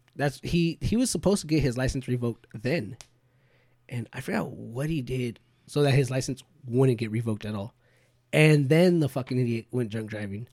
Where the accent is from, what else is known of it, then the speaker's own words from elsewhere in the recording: Bakersfield, California, United States; we're from Bakersfield